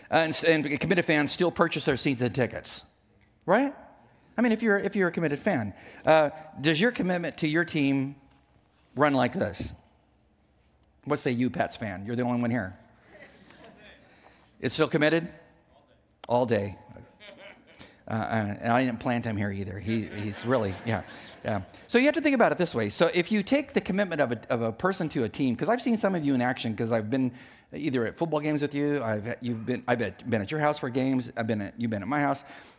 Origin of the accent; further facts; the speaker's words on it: California, United States; I didn't know people from the East Coast because I was from the West Coast.